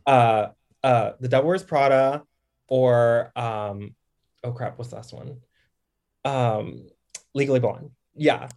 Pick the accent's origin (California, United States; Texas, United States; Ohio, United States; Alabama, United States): Texas, United States; Dallas; also born or lived in Harlem, New York; now in Brooklyn, United States; I'm from DFW, like Dallas.